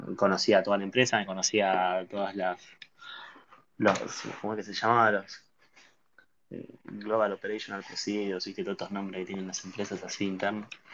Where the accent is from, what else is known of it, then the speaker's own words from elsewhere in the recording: Pacheco / Bella Vista area, Buenos Aires Province, Argentina; also born or lived in La Plata; Yo nací en La Plata. Ah, al año, dos años, mis viejos se mudaron para Pacheco. Me crié en Pacheco hasta los 10 años